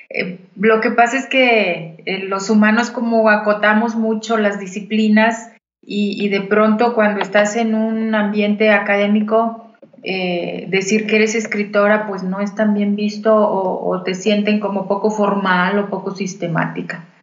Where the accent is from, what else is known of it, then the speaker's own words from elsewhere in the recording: Saltillo, Coahuila, Mexico; born there; Yo nací en Saltillo, pero desde muy chica, por el origen de mi papá, eh, pasaba largas temporadas